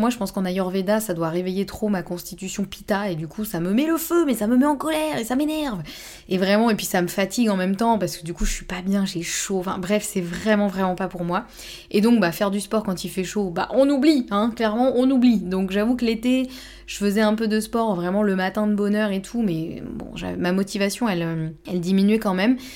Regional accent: Normandy, France; now in Bordeaux, France; moi je suis normande

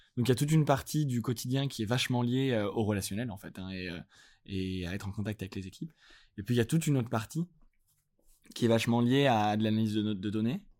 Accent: Lyon, Auvergne-Rhône-Alpes, France; now in Paris, France; je suis, je viens de Lyon. J'habite à Paris

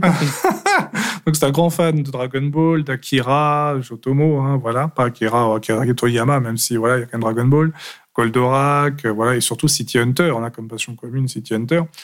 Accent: Paris, Île-de-France, France; also born or lived in Aveyron; je suis français, originaire de l'Aveyron depuis ma plus tendre enfance. Après, fraîchement débarqué à partir de 5-6 ans sur euh, Paris.

